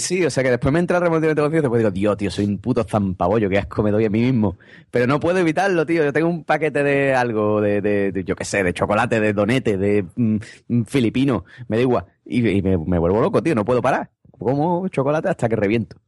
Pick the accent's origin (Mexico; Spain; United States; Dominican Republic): Spain; Andalusia; cómo somos los andaluces